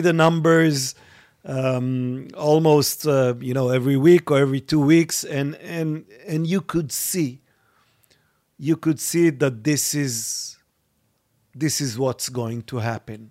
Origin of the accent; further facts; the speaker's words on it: Israel; growing up in Israel in the, in the early seventies